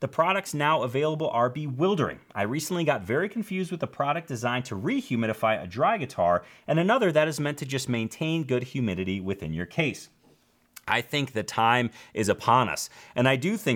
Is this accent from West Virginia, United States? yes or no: no; Chicago, Illinois, United States; I grew up in Chicago